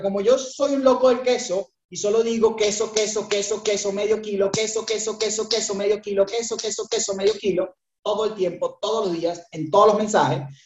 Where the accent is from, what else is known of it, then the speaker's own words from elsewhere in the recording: Venezuela; accent: Venezuelan; moved away as an adult; also born or lived in Buenos Aires, Argentina; now in Uruguay; yo soy venezolano, escucharán mi, tonada, este, de Venezuela